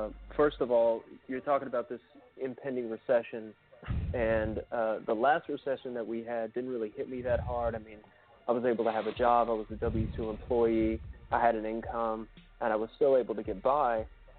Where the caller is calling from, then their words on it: Oklahoma City, Oklahoma, United States; I'm calling from Oklahoma City.